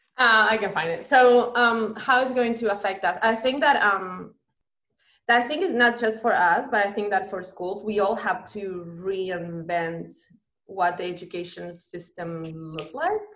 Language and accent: English; Banfield, Buenos Aires Province, Argentina; moved away; I am from Buenos Aires, mm-hmm. um, the capital of Argentina. I grew up in a neighborhood called Banfield